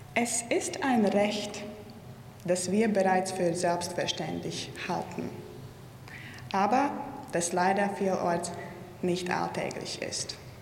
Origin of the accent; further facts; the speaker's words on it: Riga, Latvia; Ich bin gebürtige Riegerin, Lettin und Europäerin